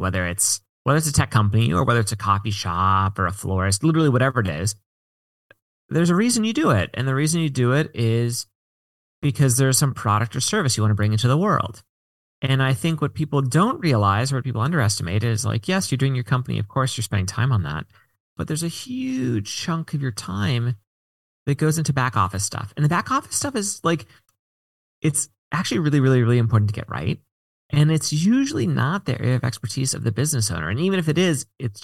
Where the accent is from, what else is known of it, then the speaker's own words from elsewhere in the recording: Washington, District of Columbia, United States; now in San Francisco, United States; I mostly grew up in the DC area, but my parents worked for the government